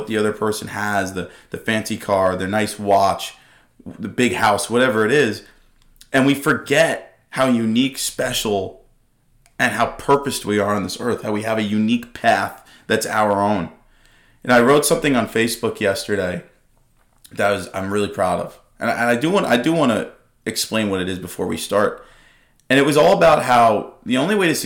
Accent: Dix Hills, New York, United States; I'm from Long Island, born and raised from Dix Hills

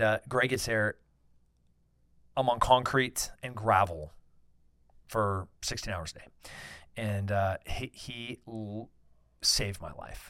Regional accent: United States; as an American, as a libertarian

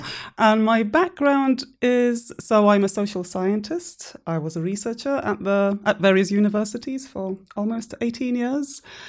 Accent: Guildford, South East England, United Kingdom; That accent baffles everyone. So I'm originally from Guildford in Surrey.

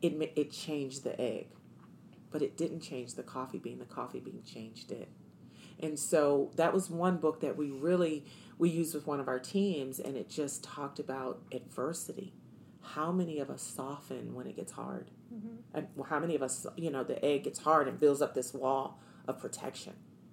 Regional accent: East Coast, United States; You know, I'm from the East Coast.

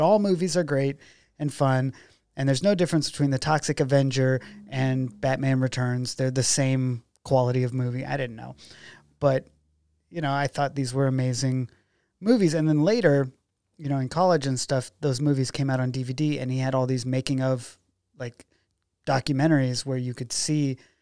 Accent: McKenzie River, Oregon, United States; I grew up out on the Mackenzie River

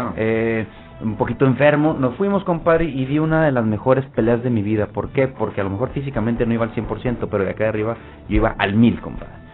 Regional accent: Gómez Palacio, Durango, Mexico; Ahí es donde yo crecí, ahí es donde yo nací y ahí es donde yo me formé como, como boxeador.

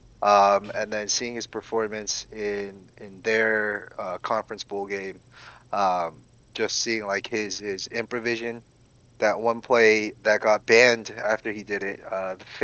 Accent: Georgia, United States; I was raised here in Georgia, went to college at UGA

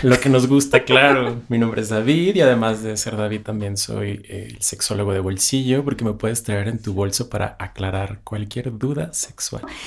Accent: Ciudad Juárez, Chihuahua, Mexico; moved away as an adult; now in Mexico City, Mexico; yo soy de Ciudad Juárez, Chihuahua, la frontera más fabulosa y bella del mundo

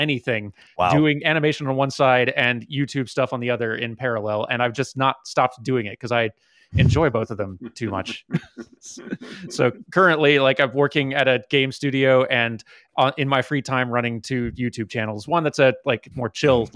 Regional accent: Georgia, United States; moved away; I came from Georgia originally

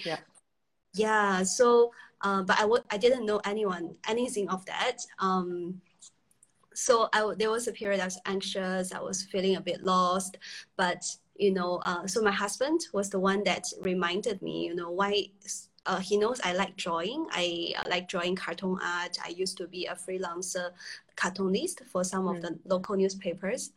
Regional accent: China; moved away; I was from China originally

